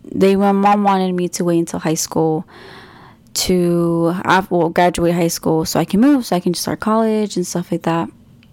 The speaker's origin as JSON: {"language": "English", "region": "Kentucky", "country": "United States", "tie": "born or raised there", "also_born_or_lived": "Hemet, California / Redlands, California", "moved": "as an adult", "lives_now": "Los Angeles, United States", "said": "I'll remember a lot of my childhood when I grew up in Kentucky."}